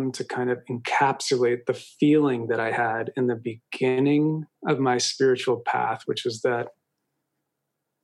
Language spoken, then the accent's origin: English; Westchester, New York, United States; also born or lived in Manhattan, New York / Connecticut; I was born in Manhattan, grew up in rural Connecticut in Westchester, divorced parents